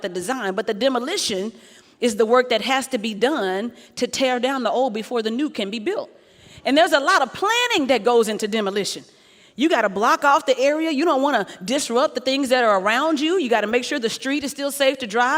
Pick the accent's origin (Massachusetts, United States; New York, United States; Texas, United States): Texas, United States; Dallas; I am from Texas. I'm from Dallas